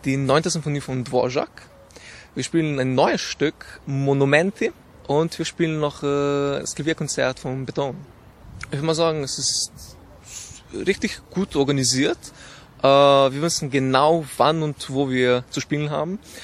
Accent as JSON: {"language": "German", "country": "Slovenia", "moved": "yes", "lives_now": "Graz, Austria", "said": "ich komme aus Slowenien"}